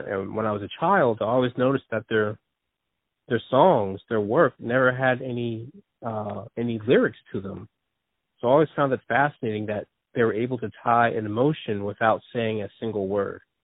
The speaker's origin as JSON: {"language": "English", "region": "New Jersey", "country": "United States", "tie": "born or raised there", "also_born_or_lived": "Philadelphia area", "said": "born in New Jersey, and uh, I've been raised in New Jersey, but most of my family's from Philadelphia"}